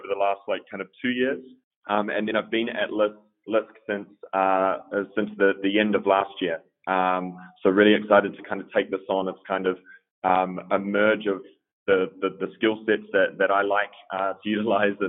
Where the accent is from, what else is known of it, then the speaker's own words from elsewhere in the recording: New Zealand; moved away as an adult; also born or lived in Melbourne, Australia; now in Berlin, Germany; I grew up in New Zealand